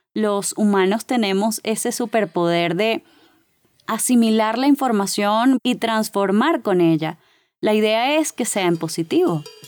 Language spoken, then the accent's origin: Spanish; Caracas, Capital District, Venezuela; accent: Caracas; now in Colombia; Soy de Venezuela, no sé si ya lo habrán notado por mi acento que es de Caracas.